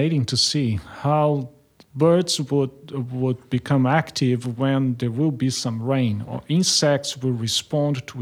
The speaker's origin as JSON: {"language": "English", "country": "Brazil", "tie": "born or raised there", "also_born_or_lived": "Germany / United States / France", "moved": "as an adult", "lives_now": "Australia", "said": "I grew up in Brazil and I studied there."}